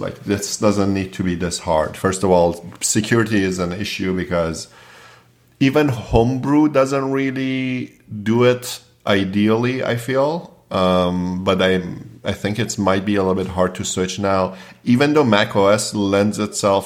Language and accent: English; Toronto, Ontario, Canada; I grew up in Toronto, and after I finished high school, I went to George Brown